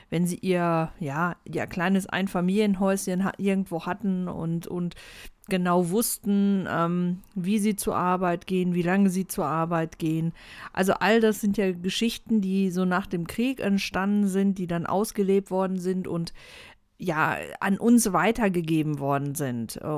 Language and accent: German; Germany; moved away as an adult; ich bin in Deutschland aufgewachsen, ich bin hier groß geworden und bin dann erst mit ähm, Anfang 20 habe ich den Schritt gemacht in die große weite Welt